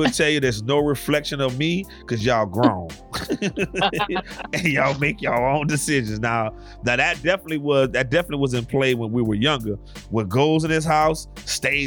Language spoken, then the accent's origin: English; Louisiana, United States; I'm from Louisiana.